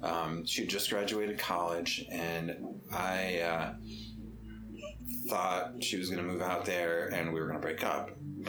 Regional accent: Holliston, Massachusetts, United States; Holliston. {S1} Holliston. {S2} Yeah. Little town.

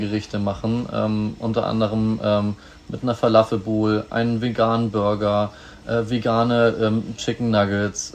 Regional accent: Bad Oldesloe, Schleswig-Holstein, Germany; also born or lived in Hamburg; now in Lübeck, Germany; geboren bin ich in Hamburg, aufgewachsen in Bad Oldesloe

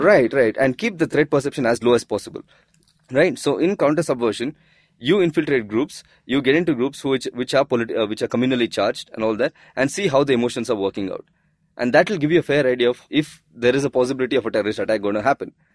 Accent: India; we as the Indian citizens

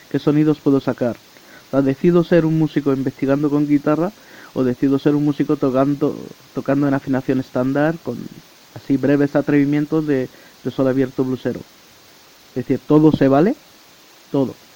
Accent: France; born there; yo estaba metido en un autobús viajando durante 20 horas entre la ciudad donde nací en Francia y, y Madrid

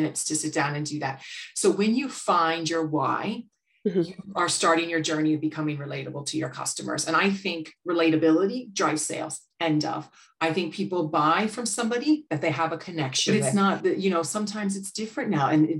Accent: United States; accent: American; now in Ireland; you could tell from my accent, I'm American.

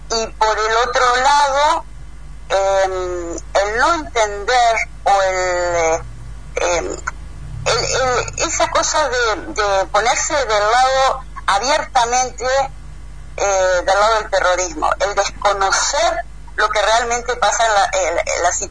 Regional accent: Entre Ríos, Argentina; now in Israel

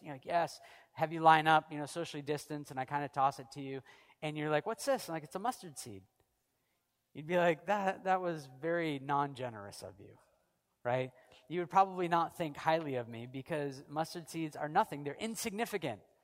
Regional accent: United States; now in Canada; I'm an American and Canadian

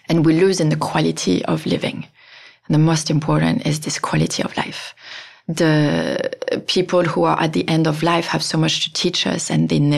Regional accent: France; moved away; I'm from France

